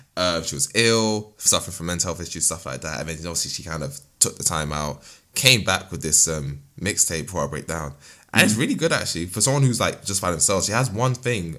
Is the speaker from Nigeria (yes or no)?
yes; Nigeria; I'm a Nigerian man myself